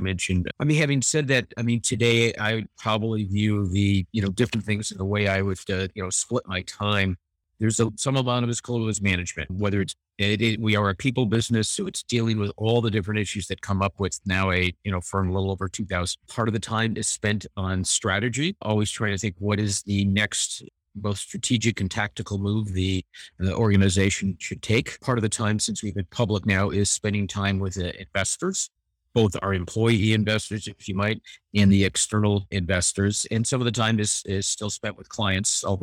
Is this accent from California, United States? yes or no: yes; Los Angeles, California, United States; born and raised in Los Angeles, California, I went to a university locally